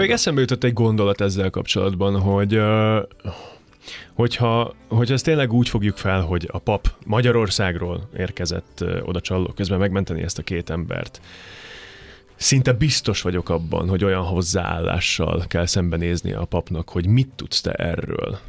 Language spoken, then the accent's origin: Hungarian; Košice, Košice Region, Slovakia; first language Hungarian; moved away as an adult; also born or lived in Komárno, Slovakia / Budapest, Hungary; now in Tata, Hungary; Kassára, nekem az a szülővárosom